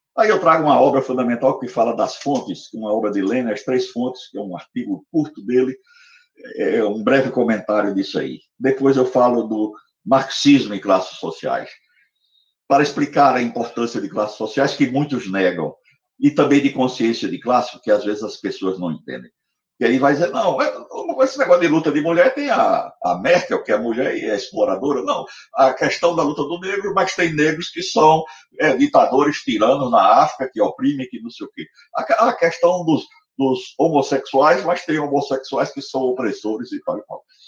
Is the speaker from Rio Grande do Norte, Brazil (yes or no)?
yes; Natal, Rio Grande do Norte, Brazil; now in Recife, Brazil; na cidade de Natal, onde eu nasci. Eu vim para Recife exilado